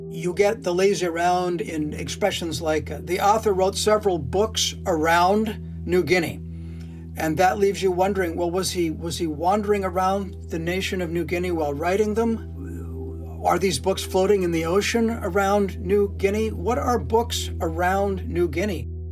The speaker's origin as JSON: {"language": "English", "region": "Washington", "country": "United States", "moved": "yes", "lives_now": "Canada", "said": "I am technically from the state of Washington"}